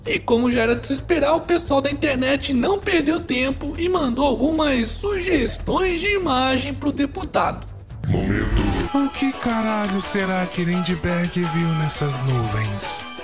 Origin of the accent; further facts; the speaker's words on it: Boituva, São Paulo, Brazil; sou daqui de Boituva, São Paulo